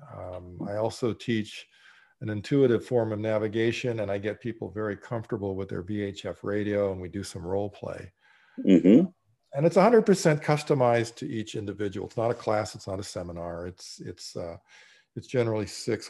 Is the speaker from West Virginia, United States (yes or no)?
no; Laguna Beach, California, United States; I grew up in Southern California in Laguna Beach and as a kid and through high school.